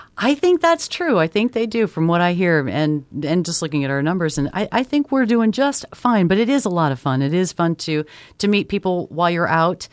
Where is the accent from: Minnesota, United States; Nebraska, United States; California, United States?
Nebraska, United States; Omaha; Born and bred in Omaha, so I've been here my whole life.